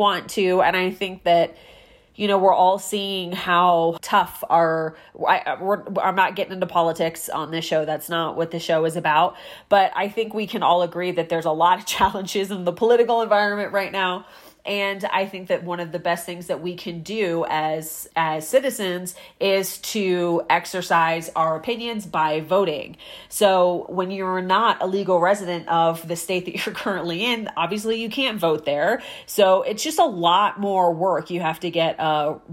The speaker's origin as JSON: {"language": "English", "region": "Maryland", "country": "United States", "tie": "born or raised there", "also_born_or_lived": "South Carolina / California", "moved": "as an adult", "said": "I grew up in Maryland, so I was a resident there."}